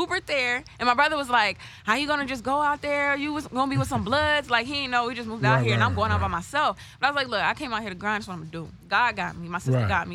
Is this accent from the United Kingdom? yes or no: no; Alexandria, Virginia, United States; I'm from Alexandria, Virginia